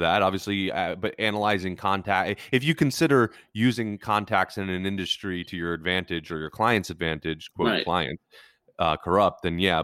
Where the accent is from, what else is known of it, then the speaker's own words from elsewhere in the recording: United States; being an American sports fan